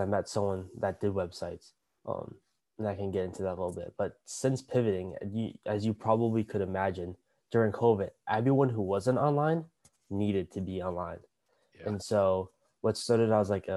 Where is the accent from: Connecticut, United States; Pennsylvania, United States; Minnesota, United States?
Minnesota, United States; moved away as an adult; now in California, United States; But I grew up in Minnesota. And besides the past year, I've lived in Minnesota my entire life